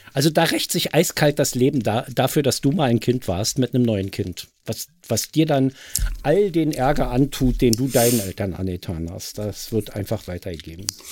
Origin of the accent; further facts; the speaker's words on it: Berlin, Germany; hier bei uns in Berlin